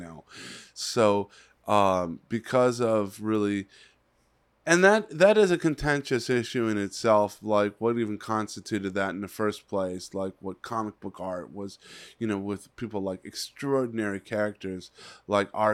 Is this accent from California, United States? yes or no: yes; Los Angeles, California, United States; also born or lived in Palm Desert; when I was a little kid growing up in the San Fernando Valley